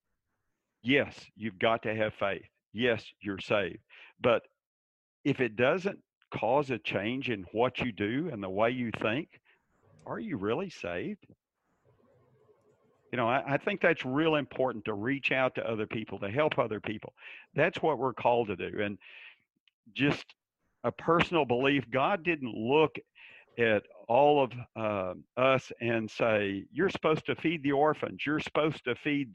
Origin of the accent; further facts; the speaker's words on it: Dallas, Texas, United States; I grew up in Dallas in probably a lower middle class area